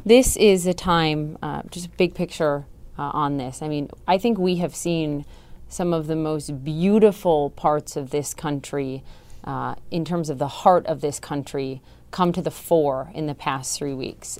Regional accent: Minnesota, United States; moved away; I'm from Minnesota

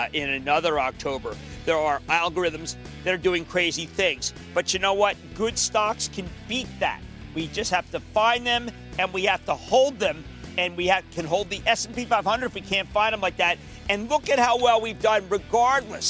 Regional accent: Philadelphia, Pennsylvania, United States; I'm a Philadelphian

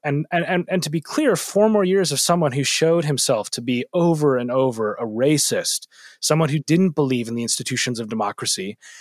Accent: Minneapolis, Minnesota, United States; moved away as an adult; my hometown of Minneapolis

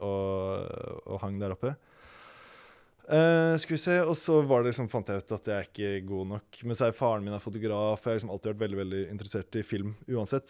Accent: Oslo, Norway; jeg er fra Holmenkollen i Oslo

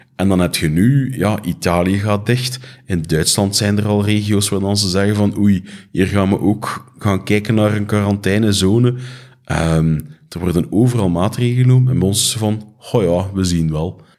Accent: Flanders, Belgium; ons als Vlamingen

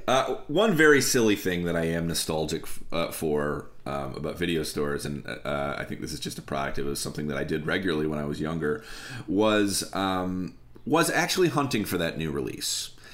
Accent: Lansing, Michigan, United States; now in Chicago, United States; I grew up in a city, I grew up in Lansing, Michigan

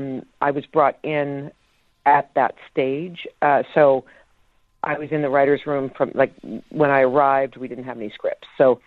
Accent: Canada; possibly because I grew up in Canada.

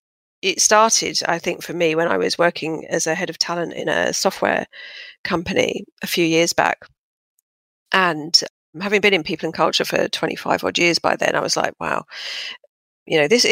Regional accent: Fulham, London, United Kingdom; moved away as an adult; now in Sydney, Australia; But yeah, I'm originally from southwest London, Fulham, as you can probably tell by my impeccable accent, which I've hung on to dearly, although the Brits will probably be going, oh, she's got that Aussie twang, which is annoying.

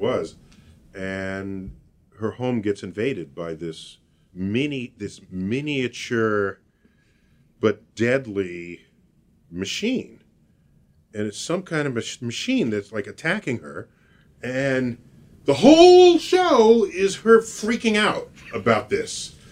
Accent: New York City, New York, United States; I was born and raised in New York City

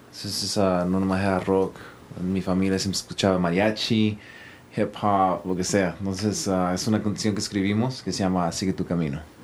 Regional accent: Los Angeles, California, United States; yo fui criado en Watts, que por cierto no tiene muy buena reputación a esa área

